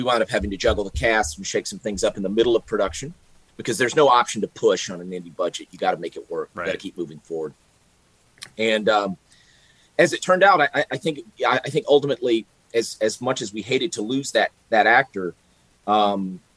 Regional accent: Mississippi, United States; my home state of Mississippi

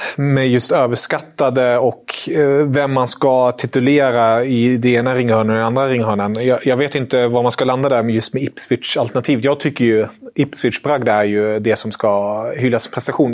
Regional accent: Germany; jag är tysk

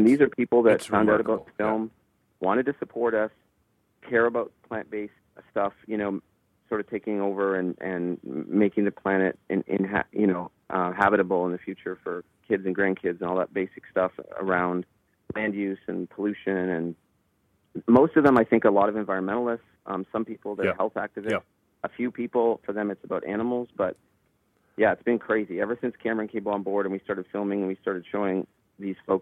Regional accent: Owen Sound, Ontario, Canada; I'm from Owen Sound, and I didn't have the money

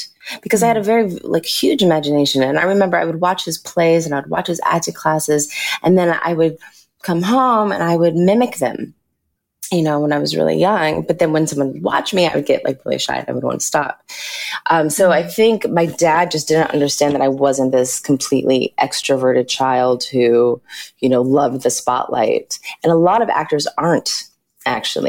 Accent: Los Angeles, California, United States; I grew up in Los Angeles

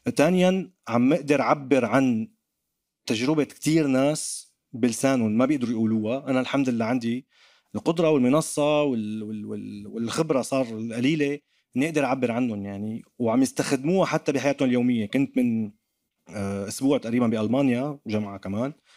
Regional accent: Damascus, Damascus Governorate, Syria; accent: Damascene; now in France; انا كسوري كدمشقي حتى حتى ربطوا لي لهجتي بباب الحاره

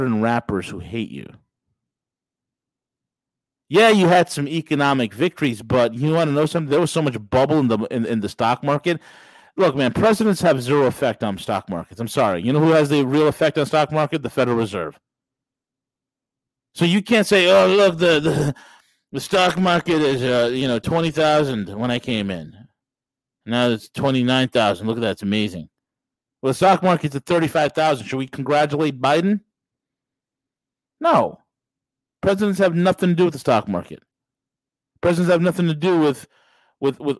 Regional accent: New York, United States; As a New Yorker

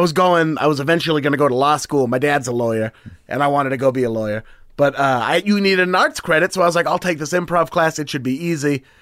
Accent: Beaverton, Oregon, United States; also born or lived in Portland, Oregon; I'm from Beaverton, which is just nine miles outside

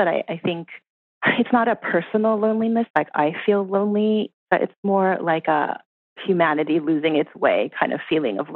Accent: Canada; because I was born in Canada

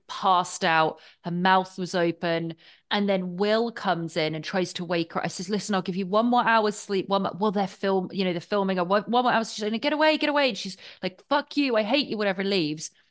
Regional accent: England, United Kingdom; being English

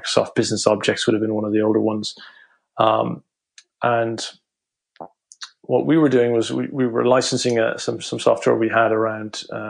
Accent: Cork, Munster, Ireland; moved away; also born or lived in Dublin / London; I'm from Cork originally.

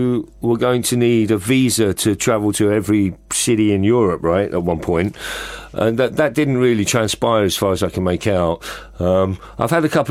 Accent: London, United Kingdom; moved away as an adult; also born or lived in Los Angeles; I feel a very strong sense of being a Londoner

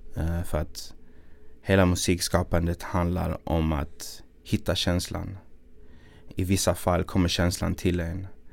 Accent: Malmö, Skåne, Sweden; accent: Malmö dialect; när jag gjorde min grej i Malmö

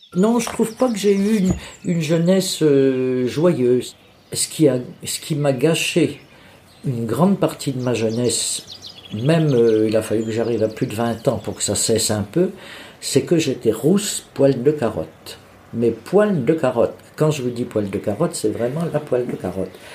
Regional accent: Bourges, Centre-Val de Loire, France; also born or lived in Charleville-Mézières, Ardennes; now in Vierzon, France; je suis né à Mézières-Charleville, dans les Ardennes, mais je n'y ai pas vécu parce que quand j'ai eu 3 ans, mes parents ont déménagé, sont venus s'installer dans le Berry. ils sont venus à Bourges

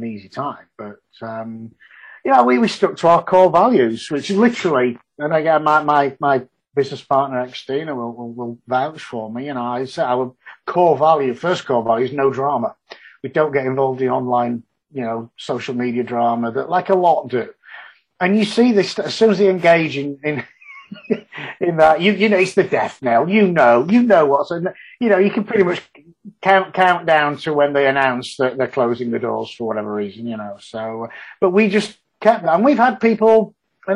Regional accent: Yorkshire and the Humber, United Kingdom; moved away as an adult; now in Houston, United States; being a Yorkshireman

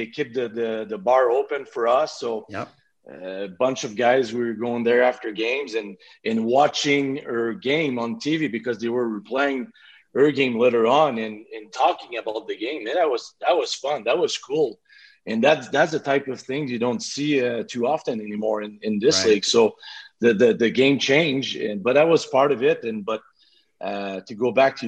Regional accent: Quebec City, Quebec, Canada; accent: Quebec City; English is a second language; moved away as an adult; I still have my little accent from Quebec City, but at first I was not speaking too much English

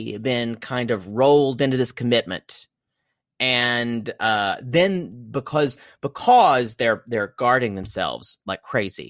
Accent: Midwest, United States; I'm from the Midwest

